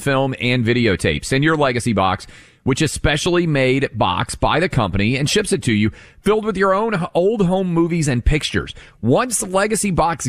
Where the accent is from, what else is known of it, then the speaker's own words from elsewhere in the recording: Tennessee, United States; my home state of Tennessee